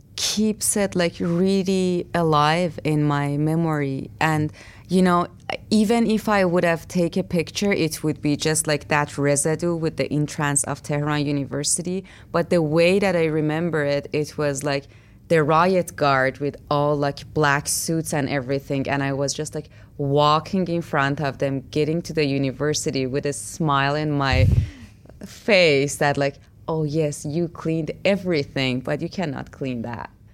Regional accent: Iran; moved away; I grew up in Iran, which, like, um, my everyday life was a fight as a woman there

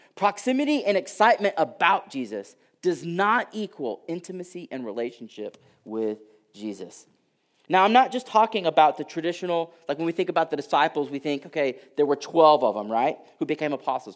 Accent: Houston, Texas, United States; I grew up in Houston and, uh, like, I can say this 'cause I'm from there

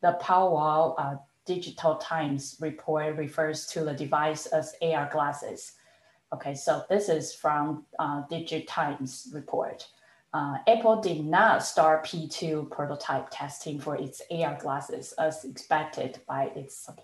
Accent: Taiwan; moved away; I was born and raised in Taiwan

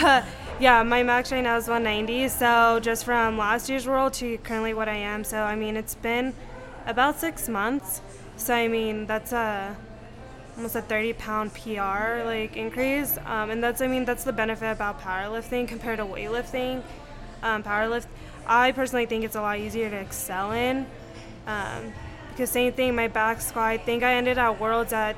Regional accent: Pagosa Springs, Colorado, United States; also born or lived in Durango, Colorado; I'm originally from Pagosa. I was born in Durango, and then I grew up in Pagosa. I lived there my whole life

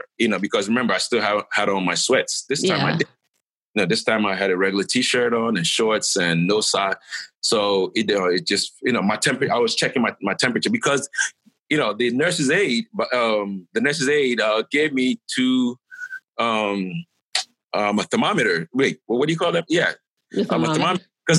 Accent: Ghana; I'm a Ghanaian

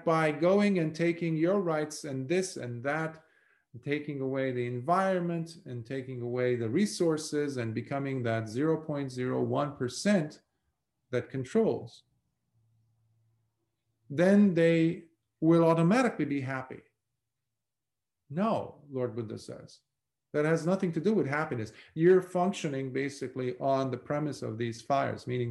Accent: Lebanon; moved away as an adult; Growing up in Lebanon in a war-torn country for 17 years

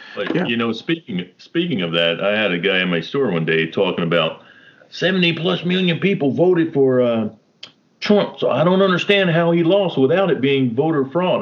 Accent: United States; I'm from America

